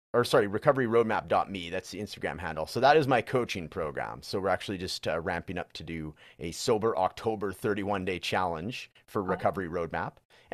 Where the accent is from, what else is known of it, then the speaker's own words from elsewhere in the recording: British Columbia, Canada; So I'm actually from British Columbia, which is like the neighboring province. So that's where Vancouver is and all that.